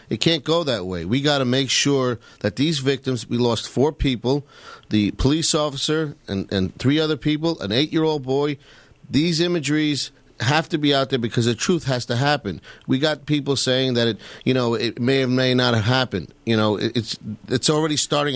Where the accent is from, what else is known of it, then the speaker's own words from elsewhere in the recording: New York City, New York, United States; I've been in New York my whole life. I grew up in Queens